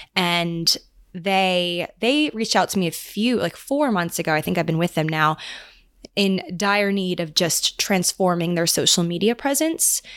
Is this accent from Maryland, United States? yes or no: yes; Maryland, United States; now in New York, United States; I'm going back home again to Maryland